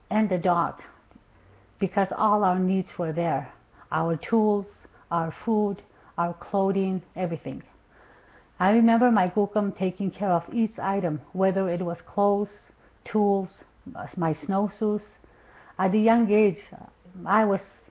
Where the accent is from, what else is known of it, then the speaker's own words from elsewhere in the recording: Mistissini, Quebec, Canada; I am a Cree from Mistissini, from the Cree Nation of Mistissini, in located in northern Quebec, Canada